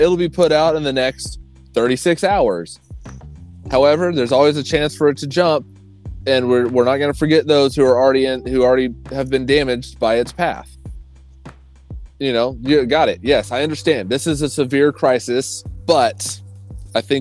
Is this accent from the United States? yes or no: yes; Oklahoma, United States; I grew up in Oklahoma